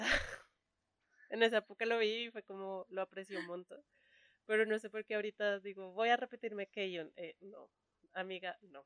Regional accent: Colombia; Soy colombiana

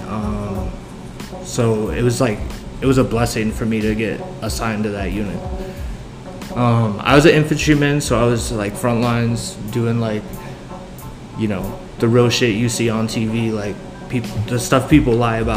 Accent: Southern California, United States; I grew up in Southern California

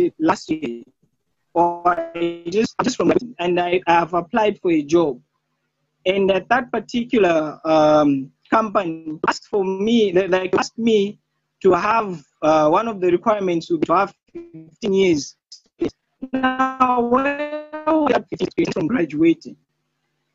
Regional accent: Zambia; I'm from Zambia

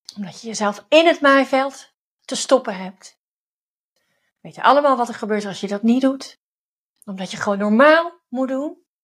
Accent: Overijssel, Netherlands; now in Het Gooi, Netherlands; ik kom zelf uit Overijssel

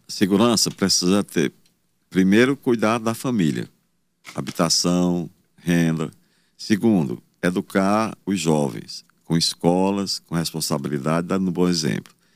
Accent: Campo Maior, Piauí, Brazil; now in Teresina, Brazil; Eu trabalho desde os 10 anos de idade, eu vendia leite no mercado lá em Campo Maior.

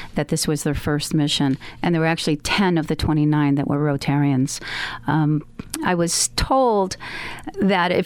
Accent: United States; we're from America. We don't speak the same language

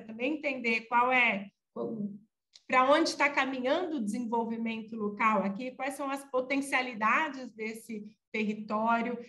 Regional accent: São Bernardo do Campo, São Paulo, Brazil; also born or lived in Ubatuba; Eu nasci em 78, é, em São Bernardo do Campo, então acompanhei muito greve geral e tudo isso

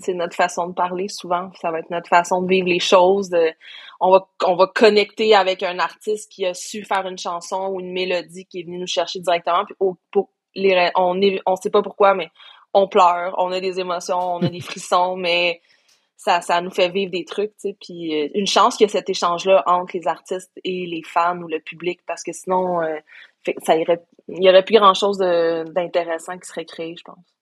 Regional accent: Sherbrooke, Quebec, Canada; moved away as an adult; also born or lived in Coaticook; now in Montreal, Canada; je suis née à Montréal. J'ai, passé cinq ans de ma vie à Quaticook pour l'école. Après ça, cinq ans de ma vie à Sherbrooke pour l'école

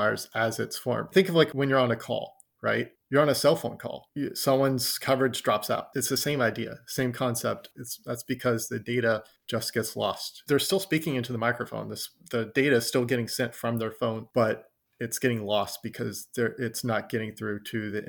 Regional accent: Texas, United States; accent: southern; also born or lived in Philadelphia

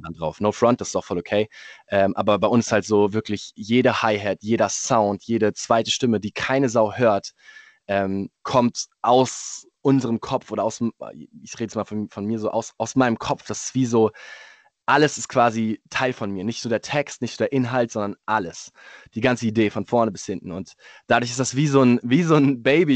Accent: Munich, Bavaria, Germany; ich bin Münchner

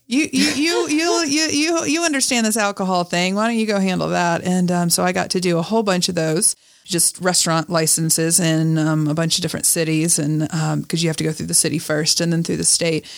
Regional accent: Alabama, United States; moved away as an adult; also born or lived in Montana; now in Salt Lake City, United States; I was born in Alabama

